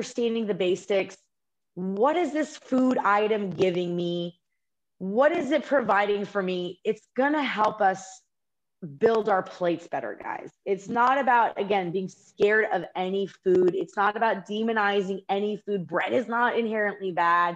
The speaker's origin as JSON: {"language": "English", "country": "United States", "said": "we're both American"}